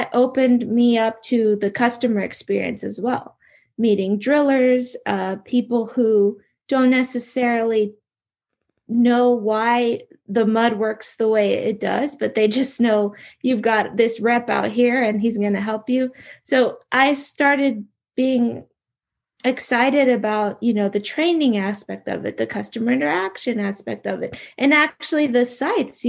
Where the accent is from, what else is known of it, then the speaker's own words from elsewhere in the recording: Houston, Texas, United States; moved away as an adult; also born or lived in Europe; I grew up in Houston, Texas